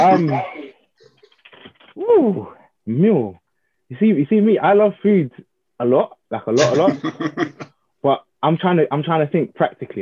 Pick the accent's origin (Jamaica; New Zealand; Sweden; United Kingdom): Jamaica; I have to rep my home. I'm Jamaican through and through